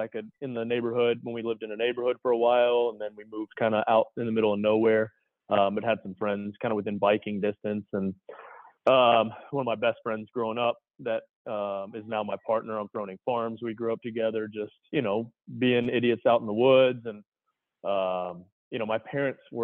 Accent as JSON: {"language": "English", "region": "Tennessee", "country": "United States", "tie": "born or raised there", "also_born_or_lived": "Michigan", "said": "We grew up in Tennessee. I was born in Michigan and then moved to Tennessee when I was about four and a half. So Tennessee's home for us."}